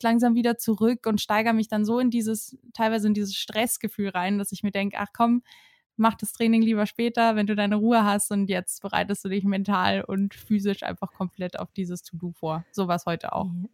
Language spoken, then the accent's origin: German; Herrsching am Ammersee, Bavaria, Germany; now in Munich, Germany; ich bin 26 Jahre alt und wohne und komme aus München, beziehungsweise komme ich aus Hersching am Ammersee.